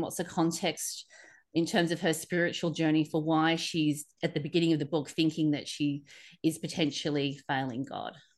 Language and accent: English; Sydney, New South Wales, Australia; I grew up in Sydney